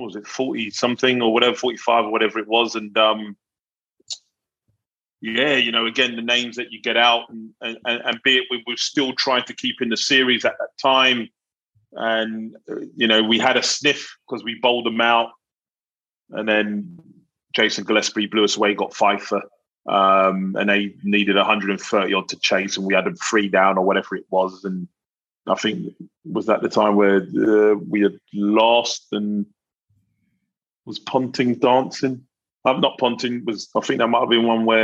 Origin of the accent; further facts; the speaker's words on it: London, United Kingdom; I grew up in South London